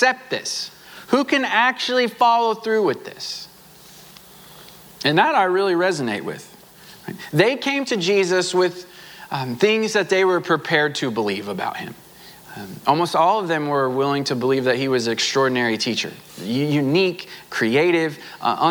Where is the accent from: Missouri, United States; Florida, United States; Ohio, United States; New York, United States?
Missouri, United States; Southwest; moved away; I grew up in Southwest Missouri